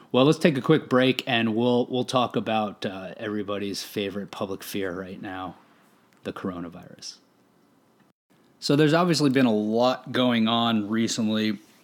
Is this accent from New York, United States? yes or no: no; Arizona, United States; growing up in Arizona